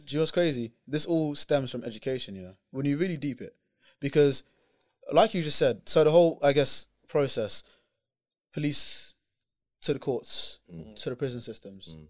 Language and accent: English; United Kingdom; as a British person